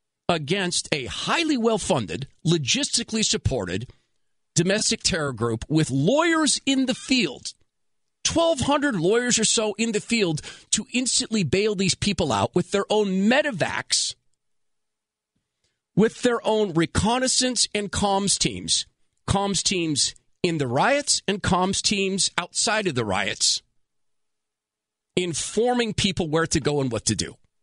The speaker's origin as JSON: {"language": "English", "region": "West Coast", "country": "United States", "said": "I'm from the West Coast. I watched them grow up and tried to warn people."}